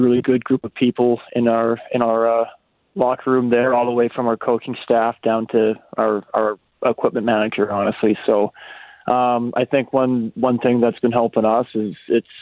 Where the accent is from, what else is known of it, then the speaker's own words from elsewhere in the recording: Penticton, British Columbia, Canada; we grew up in Penticton at the Okanagan Hockey Academy there